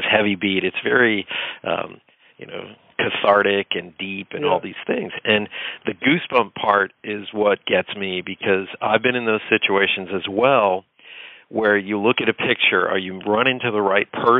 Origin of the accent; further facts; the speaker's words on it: Pennsylvania, United States; I grew up in Pennsylvania